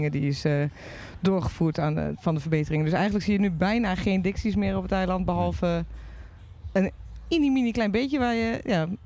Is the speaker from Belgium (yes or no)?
no; Netherlands; Wij zijn al... gewoon ook best wel verwend als Nederlanders